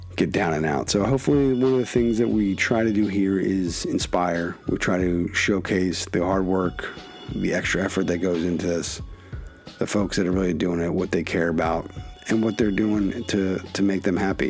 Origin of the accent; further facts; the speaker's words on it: Philadelphia, Pennsylvania, United States; proud of Philadelphia, proud of my hometown growing up